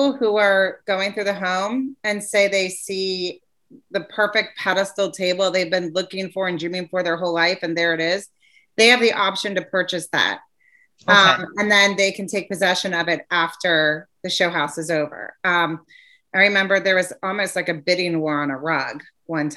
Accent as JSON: {"language": "English", "region": "Ohio", "country": "United States", "tie": "born or raised there", "moved": "yes", "said": "I grew up in Ohio"}